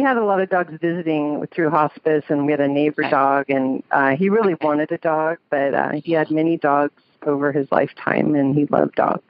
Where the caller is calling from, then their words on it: Sacramento, California, United States; I'm calling from Sacramento.